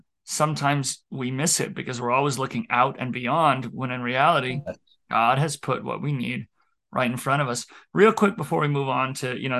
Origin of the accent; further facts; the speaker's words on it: Billings, Montana, United States; now in Baker, United States; I came from Billings, largest town in Montana, to Baker.